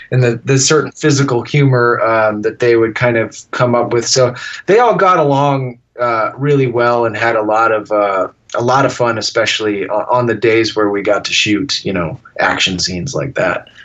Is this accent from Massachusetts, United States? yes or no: yes; Massachusetts, United States; growing up in Massachusetts